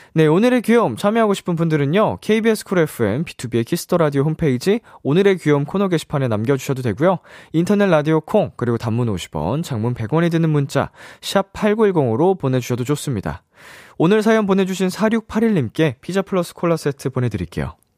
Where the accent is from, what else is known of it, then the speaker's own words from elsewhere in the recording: Seoul, South Korea; 저도 서울 사람으로서